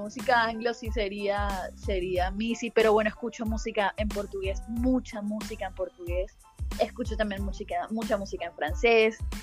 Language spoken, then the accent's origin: Spanish; Caribbean coast of Colombia, Caribbean Region, Colombia; accent: costeño; cómo somos los costeños